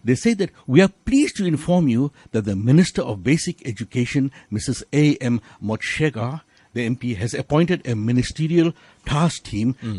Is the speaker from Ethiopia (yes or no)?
no; South Africa; we are South African, integral South Africans, full-blooded South Africans